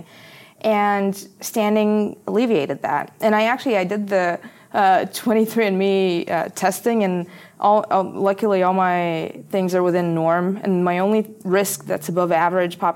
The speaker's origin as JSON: {"language": "English", "country": "Bulgaria", "also_born_or_lived": "Philadelphia, United States", "moved": "as an adult", "said": "I was coming from Bulgaria, you know, into this very privileged school"}